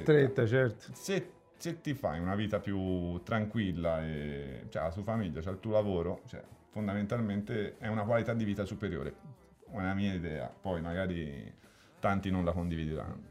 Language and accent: Italian; Elba, Tuscany, Italy; il tornare all'Elba è sempre stata una cosa fondamentale. Cioè, quando, quando ero all'Elba dovevo scappare, quando ero fuori dovevo tornare.